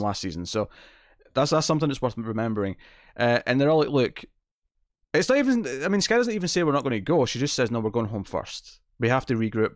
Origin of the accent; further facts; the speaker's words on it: Scotland, United Kingdom; accent: Scottish; I'm clearly got a very Scottish accent, but I don't have a very strong, specific Scottish dialect